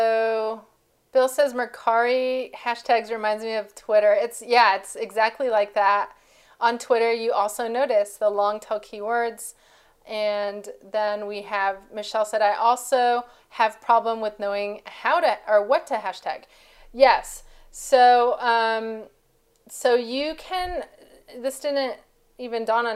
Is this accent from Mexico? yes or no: yes; Mexico; my background, I'm from Mexico, and our Hispanic family